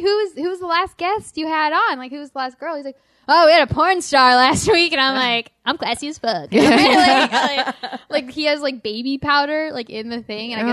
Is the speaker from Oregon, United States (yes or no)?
no; Utah, United States; now in Houston, United States; I'm just from Utah.